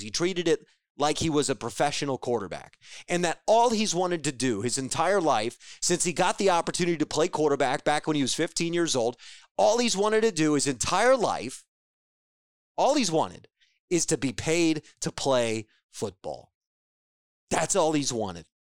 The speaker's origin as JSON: {"language": "English", "region": "Ohio", "country": "United States", "tie": "born or raised there", "said": "all of us that grew up in this state, um, and really throughout the Midwest, but specifically the state of Ohio"}